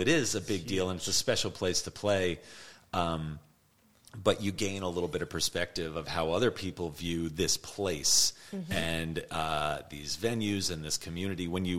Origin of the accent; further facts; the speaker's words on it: Asbury Park, New Jersey, United States; I'm from Asbury Park.